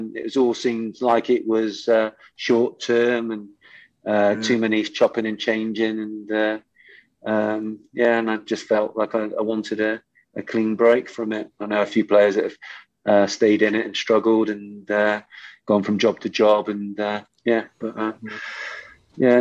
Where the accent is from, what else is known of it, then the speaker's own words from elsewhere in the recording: Bristol, South West England, United Kingdom; play for my hometown club